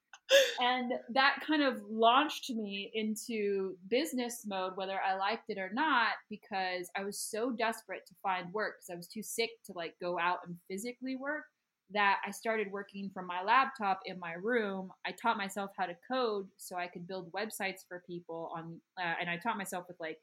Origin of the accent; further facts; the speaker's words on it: United States; moved away; I always say American too